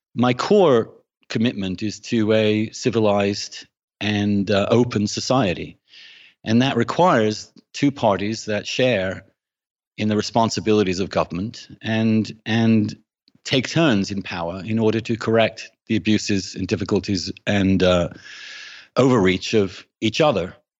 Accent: England, United Kingdom; moved away; I grew up in England um, in the 70s and 80s

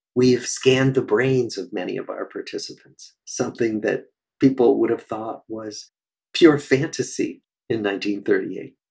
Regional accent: Des Moines, Iowa, United States; moved away as an adult; also born or lived in Cambridge, Massachusetts; I grew up in Des Moines, Iowa

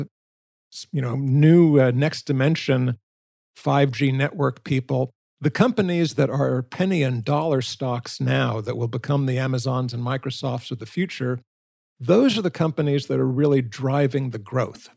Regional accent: San Francisco, California, United States; moved away; I was born and raised in San Francisco

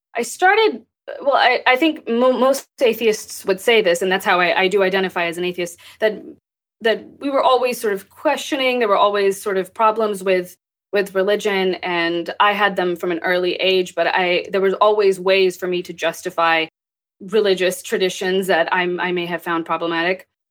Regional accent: Texas, United States; also born or lived in Pakistan; I grew up in Texas. I was born in Pakistan, and I moved here

